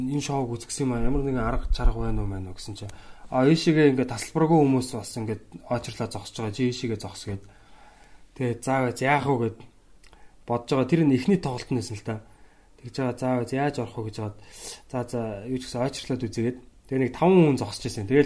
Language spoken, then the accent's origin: Mongolian; Mongolia; би ингээд Монголоос ирсэн юм аа комеди хийдэг те.